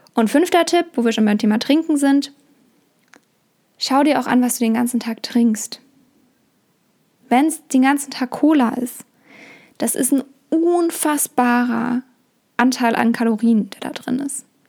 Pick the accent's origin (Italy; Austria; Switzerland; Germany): Germany; bei uns in Deutschland